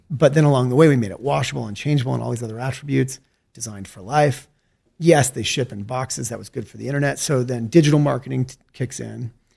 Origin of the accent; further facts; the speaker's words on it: Salt Lake City, Utah, United States; also born or lived in St. George, Utah / California / Mexico / China; I was born and raised in Salt Lake City, Utah